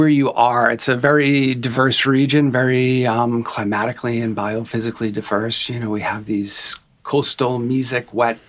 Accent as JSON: {"language": "English", "region": "Massachusetts", "country": "United States", "tie": "born or raised there", "moved": "yes", "lives_now": "Corvallis, United States", "said": "I grew up in Massachusetts and kind of a rural community."}